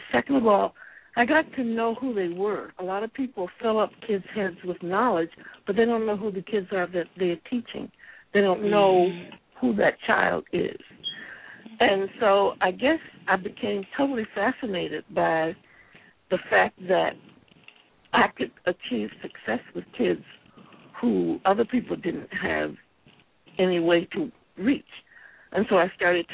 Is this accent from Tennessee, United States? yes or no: no; Alexandria, Virginia, United States; My mother was from Dinwiddie, Virginia, but I grew up in Alexandria, Virginia.